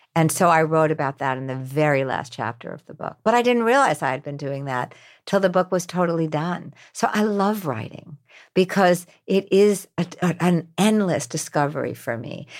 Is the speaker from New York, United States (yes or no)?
yes; New York, United States; I'm from New York.